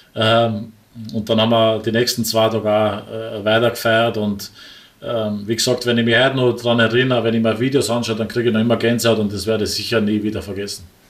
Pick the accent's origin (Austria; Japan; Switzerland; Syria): Austria; Wels, Upper Austria; moved away as an adult; also born or lived in Dubai; now in Linz, Austria; als Oberösterreicher